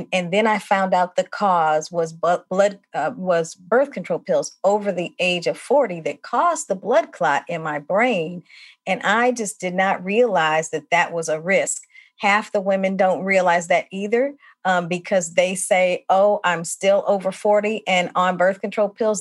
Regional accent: St. Louis, Missouri, United States; moved away as an adult; now in Milwaukee, United States; I am originally from St. Louis, Missouri. I've lived in Milwaukee now more than 25 years

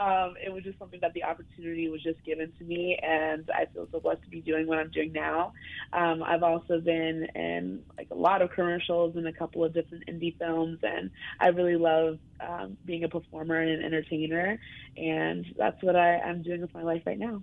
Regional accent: Brooklyn, New York, United States; Well, I'm from Brooklyn, reside in Brooklyn.

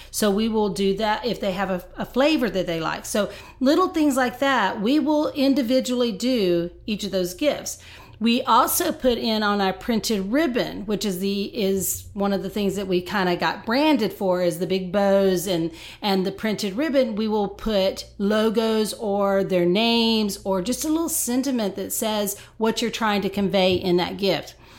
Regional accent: Texas, United States; moved away as an adult; now in Nashville, United States; I am a Texan, and so we are transplanted here about five years ago.

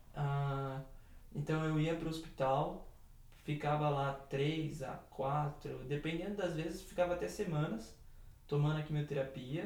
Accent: São Paulo, Brazil; sou do bairro do Jardim São Luís, aqui na cidade de São Paulo

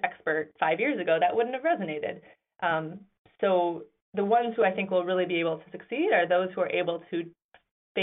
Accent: Grand Rapids, Michigan, United States; now in New York, United States; I was born and raised in Grand Rapids, Michigan

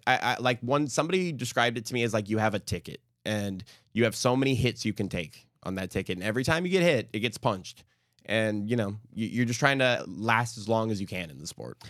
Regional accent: California, United States; moved away as an adult; now in Houston, United States; in California, um, in the valley, especially at the time I was growing up

